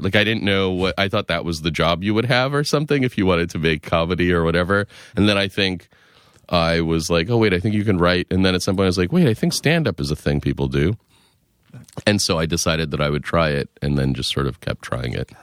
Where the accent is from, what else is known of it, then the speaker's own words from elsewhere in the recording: Lexington, Massachusetts, United States; moved away as an adult; also born or lived in Boston; now in New York City, United States; I'm from outside Boston. I grew up in Lexington, Mass